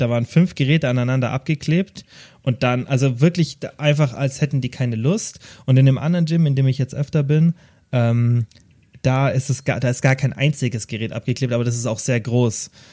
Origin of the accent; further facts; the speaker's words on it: Kempten, Bavaria, Germany; also born or lived in Stuttgart; bei uns in Kempten